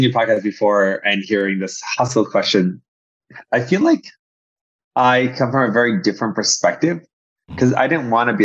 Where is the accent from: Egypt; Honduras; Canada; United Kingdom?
Egypt; now in United States; I grew up in Egypt